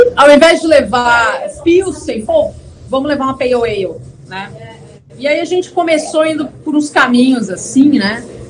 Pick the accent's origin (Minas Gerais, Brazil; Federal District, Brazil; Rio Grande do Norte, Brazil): Federal District, Brazil; Brasília; now in Porto Alegre, Brazil; Eu sou originalmente sou nascida em Brasília